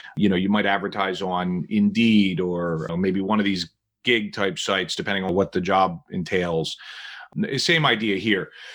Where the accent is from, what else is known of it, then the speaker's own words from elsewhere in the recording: New Jersey, United States; now in Philadelphia, United States; I'm originally from New Jersey